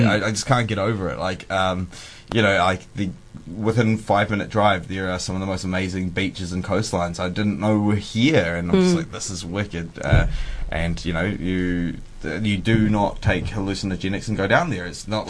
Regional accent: Timaru, Canterbury, New Zealand; also born or lived in Temuka; I grew up in Timaru, which is the seventh. Yeah, Timmer's Hut or TKA or Temuka, where I'm actually from.

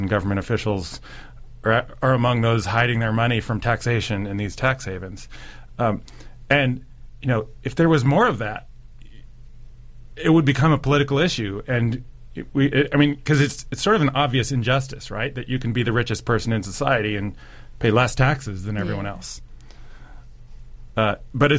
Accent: United States; also born or lived in Germany; now in New Zealand; being an American

